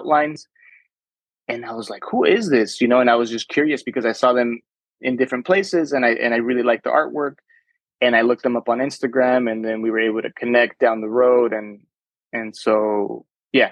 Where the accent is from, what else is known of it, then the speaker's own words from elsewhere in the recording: Chula Vista, California, United States; first language Spanish; English is a second language; I grew up in Chula Vista